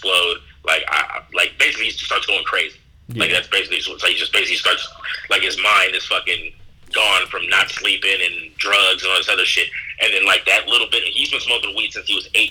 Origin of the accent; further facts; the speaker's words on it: San Francisco, California, United States; I'm from San Francisco